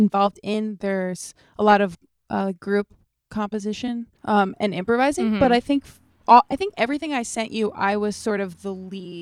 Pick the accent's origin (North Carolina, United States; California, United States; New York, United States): New York, United States; Long Island; I grew up on Long Island